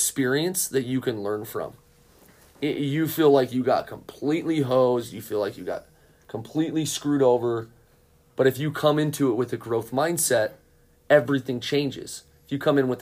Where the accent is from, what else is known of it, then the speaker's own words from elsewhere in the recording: United States; I am an American-born soccer coach